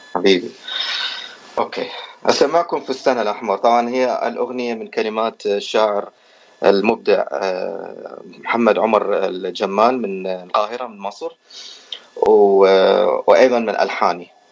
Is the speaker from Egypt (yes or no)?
no; Iraq; moved away as an adult; also born or lived in Erbil, Iraq / California, United States; now in United States; انا اصلا يعني من العراق وصار لي تقريبا 14 سنه في امريكا هجرت سنه 2009